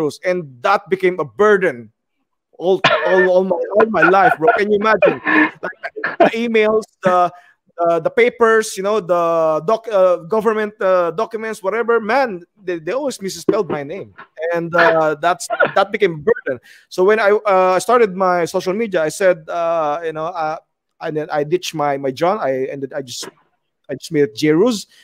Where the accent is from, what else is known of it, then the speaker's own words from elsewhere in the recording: Philippines; moved away as an adult; now in United Arab Emirates; as a Filipino